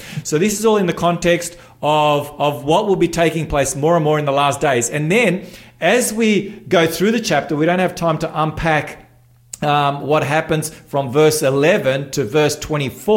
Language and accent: English; North Macedonia; now in Australia; I'm from Macedonia